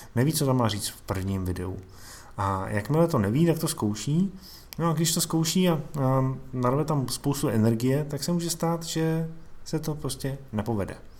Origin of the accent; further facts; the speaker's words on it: Czechia; u nás v Čechách